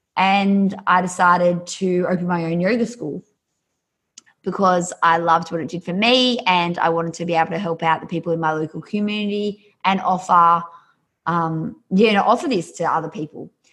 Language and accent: English; an hour north of Sydney, New South Wales, Australia; accent: Australian; I'm Australian, so grew up just uh, an hour north of Sydney.